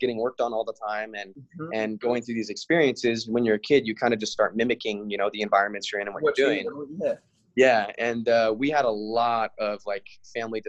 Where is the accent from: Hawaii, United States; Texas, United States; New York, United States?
Hawaii, United States; Big Island; now in California, United States; I was born and raised in Hawaii on the Big Island